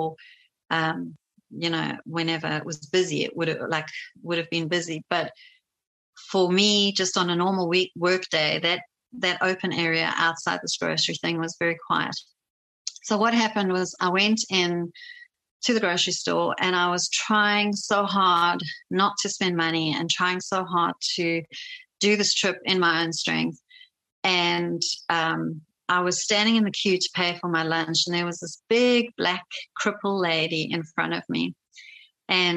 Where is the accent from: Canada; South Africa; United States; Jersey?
South Africa; moved away; a South African 20-year-old